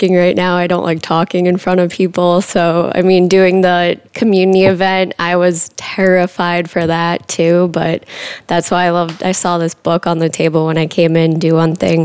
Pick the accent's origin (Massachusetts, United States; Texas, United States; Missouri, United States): Massachusetts, United States; moved away as an adult; also born or lived in New Hampshire; now in Austin, United States; from a small town in Massachusetts, it's about 45 minutes outside of Boston